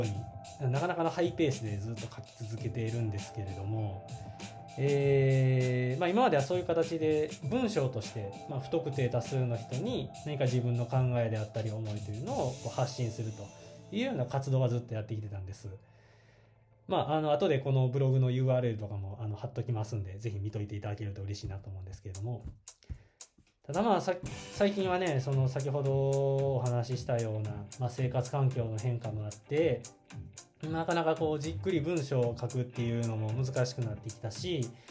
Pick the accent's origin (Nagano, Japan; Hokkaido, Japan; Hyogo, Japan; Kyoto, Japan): Kyoto, Japan; 出身は京都、えー、京都ですで現在も京都に住んでいて